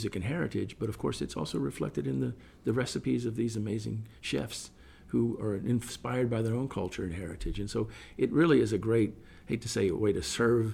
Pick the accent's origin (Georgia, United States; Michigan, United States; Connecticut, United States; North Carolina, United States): Georgia, United States; moved away as an adult; also born or lived in Toronto, Canada / Chicago, United States; now in Miami, United States; I had started my career here right after college, originally from Georgia